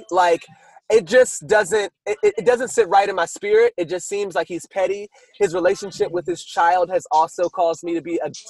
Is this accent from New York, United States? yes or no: yes; New York, United States; I'm from New York. We kind of shot each other